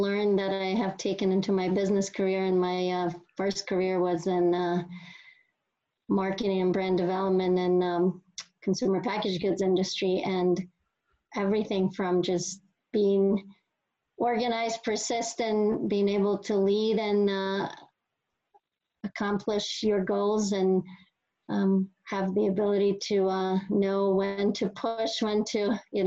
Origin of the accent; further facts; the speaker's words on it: Russia; moved away as an adult; now in United States; growing up in Russia